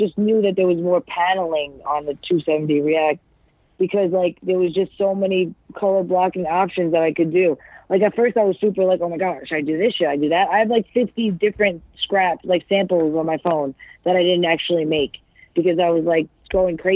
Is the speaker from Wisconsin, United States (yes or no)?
no; New York, United States; because I'm from New York